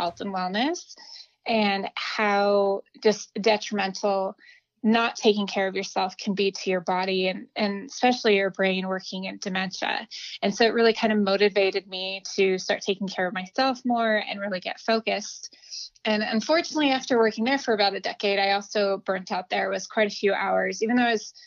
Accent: Albuquerque, New Mexico, United States; moved away as an adult; also born or lived in Los Angeles / New York; I grew up in Albuquerque, New Mexico, which is where I live now.

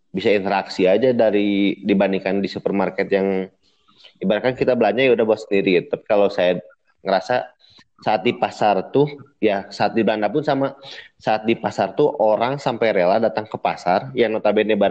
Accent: Bandung, West Java, Indonesia; Saya dari Bandung.

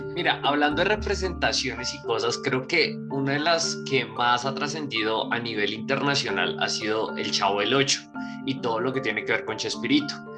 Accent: Bogotá, Colombia; contesto como bogotano que soy

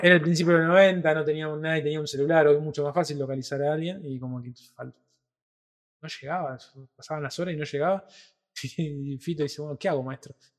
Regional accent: Rosario, Santa Fe, Argentina; nosotros somos de Rosario, tierra de eh, Lionel Messi

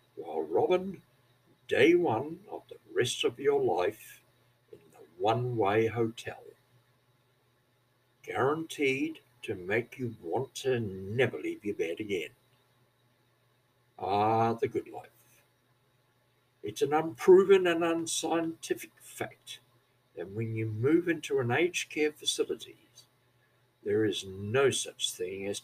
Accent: New Zealand; accent: Kiwi; moved away as an adult; also born or lived in Australia; now in Labrador, Australia; I come from New Zealand originally some 40 years ago, and according to some, I speak like a Scotsman, that is, I have a Kiwi accent.

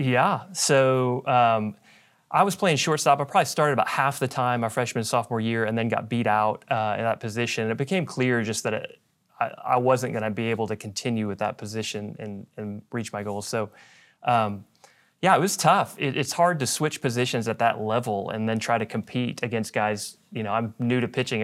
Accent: Dallas, Texas, United States; I grew up here in Dallas

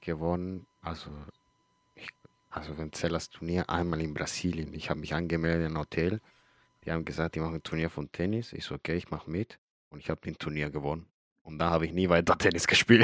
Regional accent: Chile; now in Germany; ich komme aus Chile

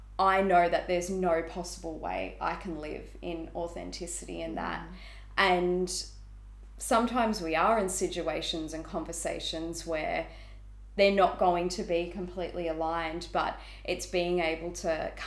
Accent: Melbourne, Victoria, Australia; I was born and raised in Melbourne

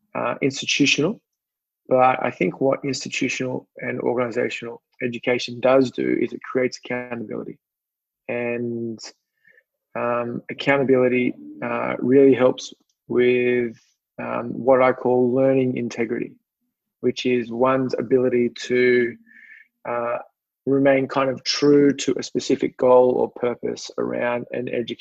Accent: Sydney, New South Wales, Australia; moved away as an adult; also born or lived in Manly; now in Baltimore, United States; I grew up on Sydney's northern beaches in a little beach town called Collaroy.

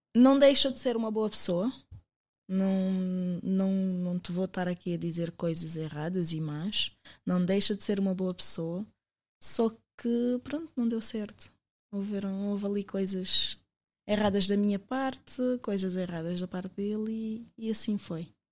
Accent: Portugal; also born or lived in Angola; eu sou angolana, mas eu cresci em Portugal

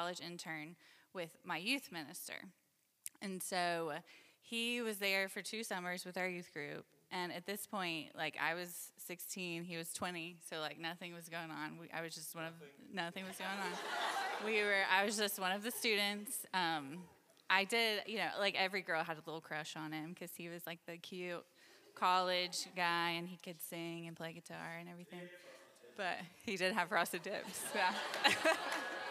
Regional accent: Jacksonville, Florida, United States; moved away as an adult; also born or lived in Birmingham, Alabama; I'm from Jacksonville, Florida originally

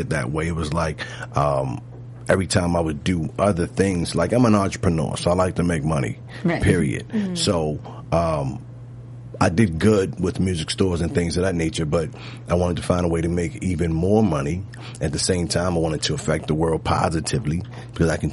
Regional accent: Baltimore, Maryland, United States; growing up in Baltimore's hood

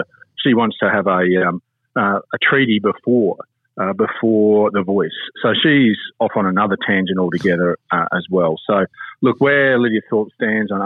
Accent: Chinchilla, Queensland, Australia; I was born in Chinchilla.

